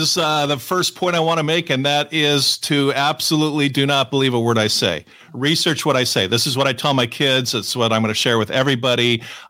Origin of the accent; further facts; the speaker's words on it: California, United States; I grew up here in Southern California where I am now